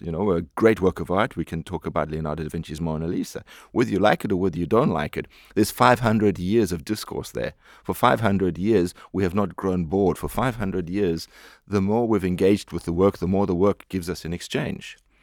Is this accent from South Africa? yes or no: yes; South Africa; moved away; I am a South African